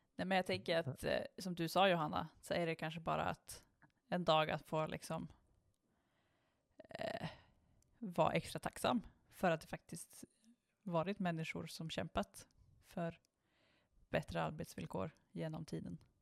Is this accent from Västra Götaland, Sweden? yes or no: yes; Strömstad, Västra Götaland, Sweden; när jag växte upp i eh, Strömstad så bodde vi ju liksom utanför Strömstad på, liksom, på landet